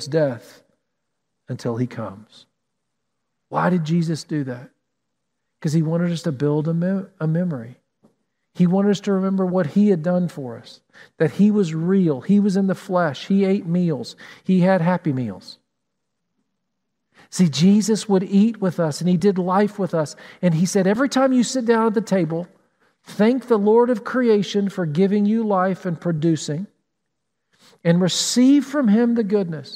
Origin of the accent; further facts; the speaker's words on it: Tennessee, United States; now in Columbus, United States; Growing up in Tennessee, we had mountains